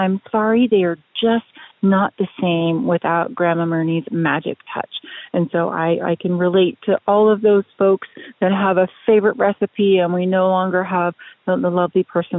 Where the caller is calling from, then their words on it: Washington, United States; I'm calling from Westrugal, Washington